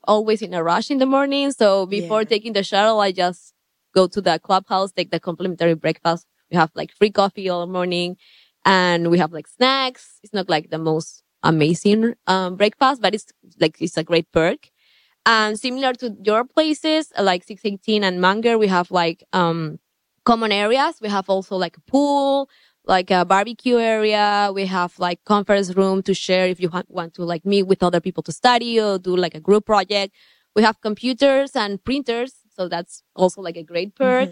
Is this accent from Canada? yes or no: no; Peru; moved away as an adult; now in Ann Arbor, United States; I'm from Peru.